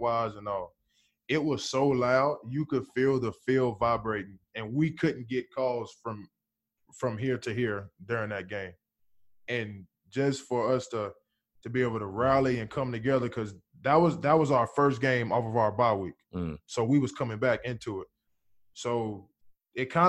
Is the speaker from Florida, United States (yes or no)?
no; Alabama, United States; I'm from Bama